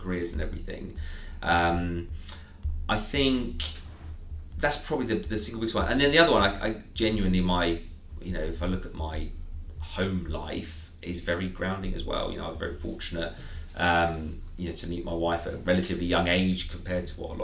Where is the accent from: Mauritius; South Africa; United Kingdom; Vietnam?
United Kingdom; Surrey, South East England; Born and raised in Surrey